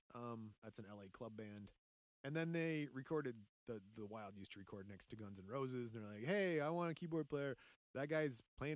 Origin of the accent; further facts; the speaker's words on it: Lafayette, Indiana, United States; That's how I was raised in Lafayette, Indiana.